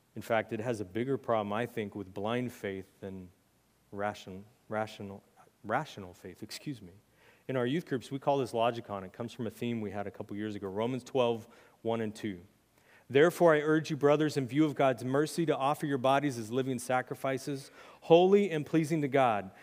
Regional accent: United States; as American Christians

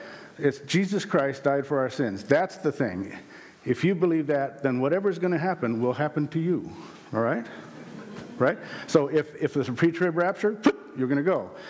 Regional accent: South Dakota, United States; born there; I was born in South Dakota. I was born again in Concord at age 16.

